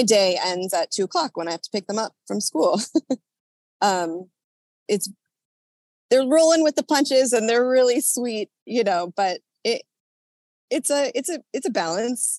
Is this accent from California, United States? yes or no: yes; Orange County, California, United States; now in Los Angeles, United States; I'm originally from Orange County, California